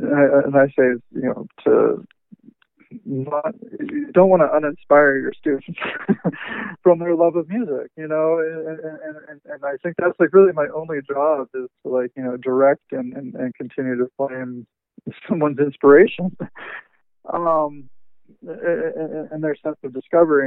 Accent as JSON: {"language": "English", "town": "Pittsburgh", "region": "Pennsylvania", "country": "United States", "tie": "born or raised there", "said": "I grew up in Pittsburgh"}